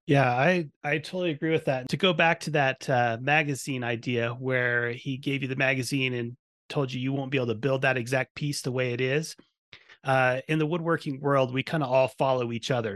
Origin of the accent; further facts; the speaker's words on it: Eugene, Oregon, United States; when I was a kid, I grew up in Eugene, Oregon